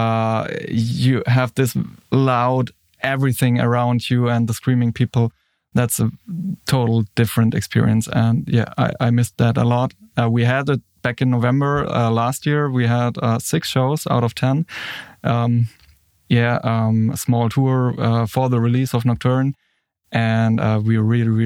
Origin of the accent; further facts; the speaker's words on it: Würzburg, Bavaria, Germany; here in my hometown, Würzburg